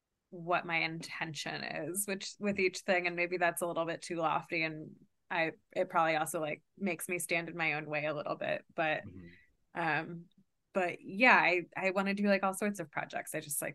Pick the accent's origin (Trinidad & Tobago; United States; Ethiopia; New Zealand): United States; Kentucky; I've always like felt very like outsider-y because I grew up like Jewish in Kentucky